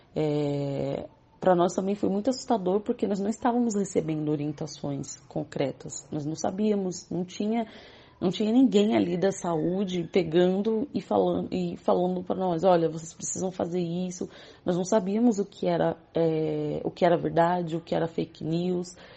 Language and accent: Portuguese; São Paulo, Brazil; eu sou da comunidade do Jardim Colombo, que faz parte do Complexo de Paraisópolis, em São Paulo. É, nasci nessa comunidade